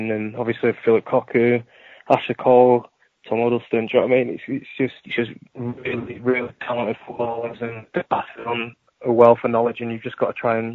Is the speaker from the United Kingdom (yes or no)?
yes; Yorkshire and the Humber, United Kingdom; also born or lived in United States; I was raised in Yorkshire